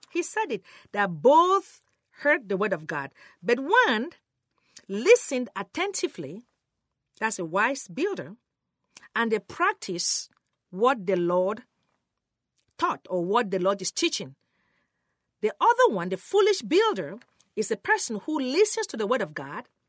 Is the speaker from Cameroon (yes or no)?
yes; Cameroon; moved away; I was born in Cameroon, West Africa